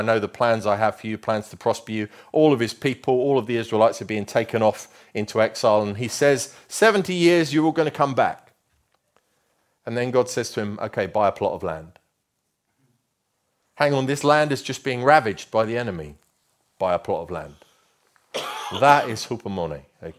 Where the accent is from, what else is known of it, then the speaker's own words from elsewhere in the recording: Luton, East of England, United Kingdom; moved away; I grew up in Luton, which we affectionately know, called the armpit of England. Okay, I can say that because I come from there.